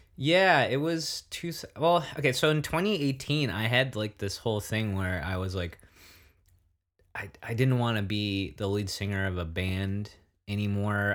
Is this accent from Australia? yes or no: no; Santa Barbara, California, United States; moved away; also born or lived in Bay Area / Netherlands / Germany; I grew up watching back in Santa Barbara